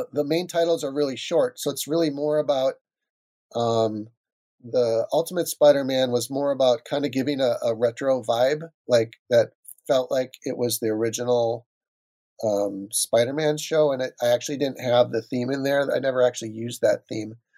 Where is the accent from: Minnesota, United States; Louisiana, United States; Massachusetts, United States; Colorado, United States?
Minnesota, United States; moved away; I grew up in Minnesota